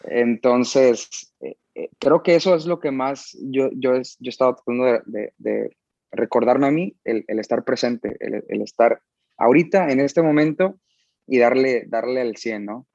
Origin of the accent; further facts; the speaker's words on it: San Diego, California, United States; Crecí en San Diego, California.